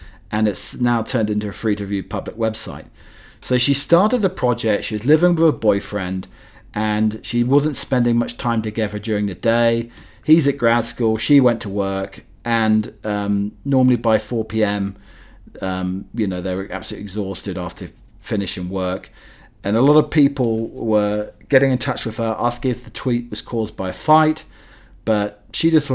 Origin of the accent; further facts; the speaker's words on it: North Norfolk coast, East of England, United Kingdom; moved away; where I grew up on the North Norfolk coast in the UK